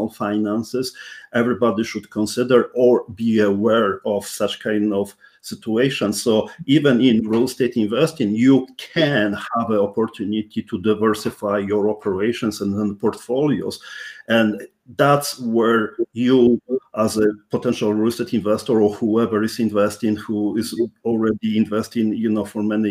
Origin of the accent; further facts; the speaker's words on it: Poland; English is a second language; now in Canada; I'm Polish born Canadian, first generation immigrant. So that's something which you may even realize by my strong accent